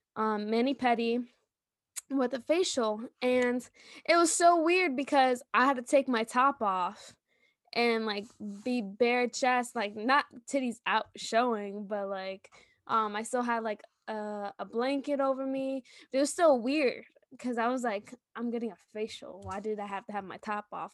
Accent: New York, United States; I'm from New York

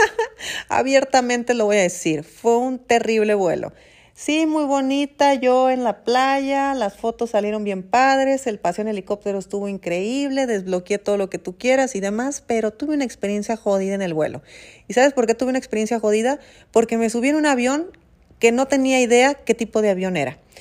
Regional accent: Mexico; Yo en Brasil estaba pensando como mexicana.

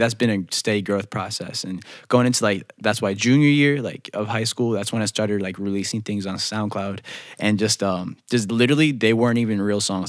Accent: Holly Springs, North Carolina, United States; also born or lived in North Bergen, New Jersey; We moved down here when I was seven, and then just moved over to Holly Springs, uh, when I was eight. But yeah, I've just been down here basically my whole life now

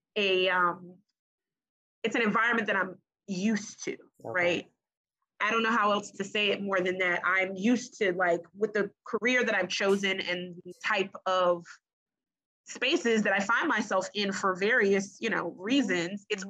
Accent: Prince George's County, Maryland, United States; I grew up in Prince George's County

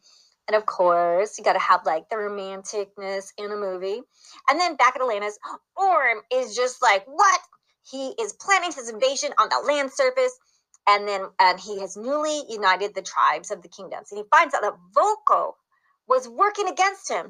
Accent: Italy; I was born in Italy.

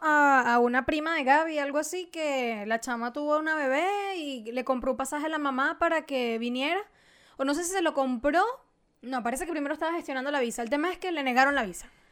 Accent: Venezuela; soy venezolana

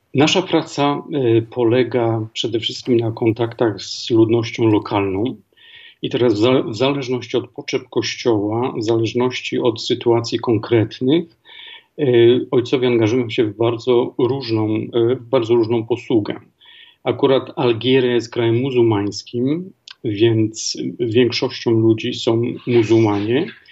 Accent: Głogów, Lower Silesian Voivodeship, Poland; moved away as an adult; also born or lived in Zambia / Tanzania / Kenya / France; Pochodzę z Głogowa, z Dolnego Śląska

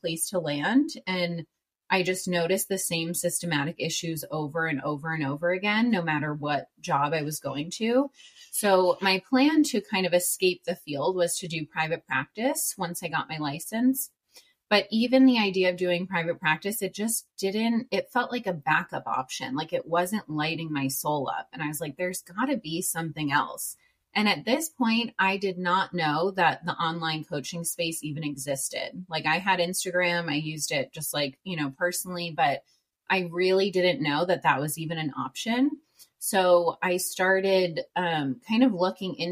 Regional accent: New York, United States; moved away as an adult; also born or lived in Worcester, Massachusetts; now in San Diego, United States; I'm from New York. I moved to San Diego, California in August 2019, so almost 4 years now

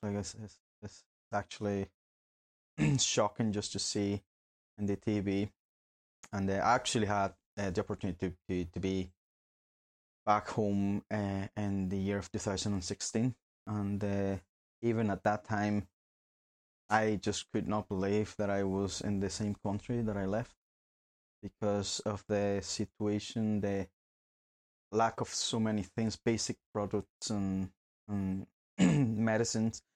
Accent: Barquisimeto, Lara, Venezuela; moved away as an adult; now in Northern Ireland, United Kingdom; I was born in Venezuela myself. Uh, been here in Northern Ireland for nearly nine years.

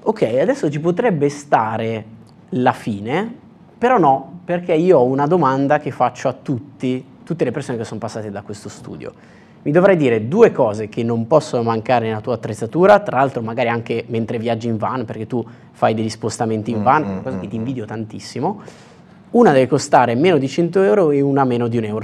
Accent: Brianza, Lombardy, Italy; io sono brianzolo

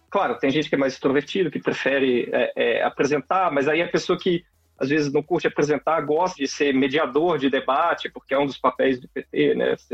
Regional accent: Belo Horizonte, Minas Gerais, Brazil; now in Campinas, Brazil; sou de Belo Horizonte. e estudei é, sempre, sempre na FMG. Né? Só depois do doutorado que eu fui para a França trabalhar um pouquinho fora. E agora estou aqui na Unicamp.

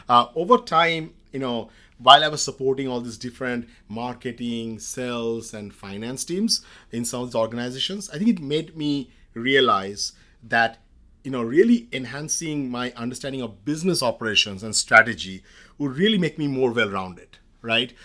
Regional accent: India; moved away as an adult; now in United States; I grew up in India in the late eighties

